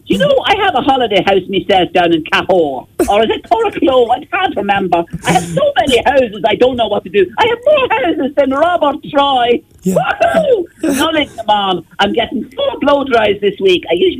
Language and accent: English; Ireland; accent: Galwegian, Clare and Limerick; And, of course, my own accent being Galwegian and Clare and Limerick combined.